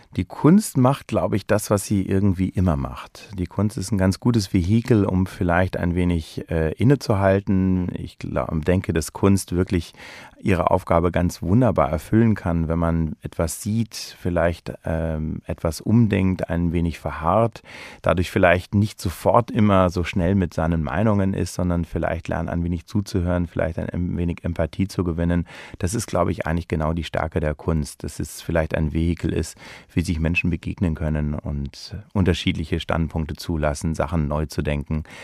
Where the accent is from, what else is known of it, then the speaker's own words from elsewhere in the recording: Germany; moved away as an adult; also born or lived in London / Switzerland / United States; now in Berlin, Germany; bin eben gebürtiger Deutscher